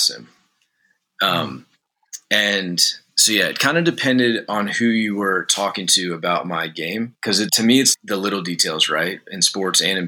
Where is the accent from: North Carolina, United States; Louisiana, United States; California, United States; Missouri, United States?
Louisiana, United States; outside New Orleans; I grew up outside New Orleans